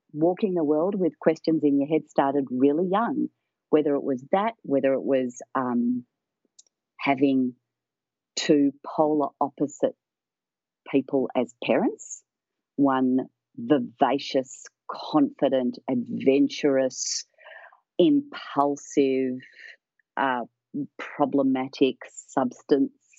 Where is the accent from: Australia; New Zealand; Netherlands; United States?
Australia; Melbourne, Victoria; also born or lived in United Kingdom / Scotland; when we moved from the UK in the 60s to Australia, my parents were doctors. They were young GPs. And they deliberately chose to move to one of the poorest parts of Melbourne in Victoria, where I live